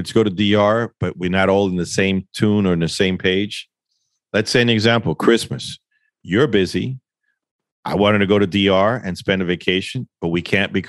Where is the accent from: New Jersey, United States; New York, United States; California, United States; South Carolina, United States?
New York, United States; I wasn't raised in the Dominican Republic. I'm a New Yorker, born and raised there.